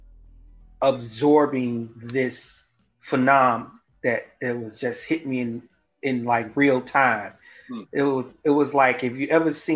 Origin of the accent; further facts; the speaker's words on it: St. Louis, Missouri, United States; Southside St. Louis